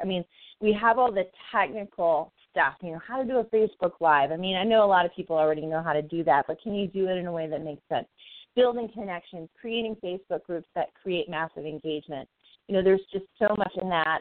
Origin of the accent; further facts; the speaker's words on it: the South, United States; moved away as an adult; also born or lived in Arizona; now in Phoenix, United States; I can't say lawyer, right? I'm from the South